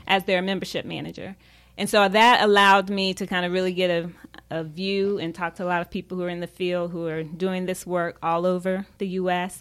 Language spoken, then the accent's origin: English; Charlotte, North Carolina, United States; moved away as an adult; also born or lived in Tampa, Florida / Washington, DC area; I'm originally from Charlotte